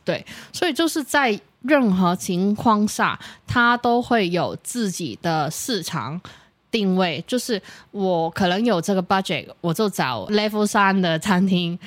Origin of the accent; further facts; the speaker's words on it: Hong Kong; moved away as an adult; now in Taiwan; 我是，呃，来自香港的一个女生